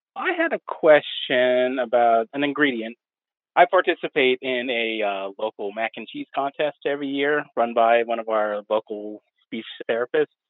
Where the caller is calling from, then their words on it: Charleston, West Virginia, United States; I'm calling from Charleston, West Virginia.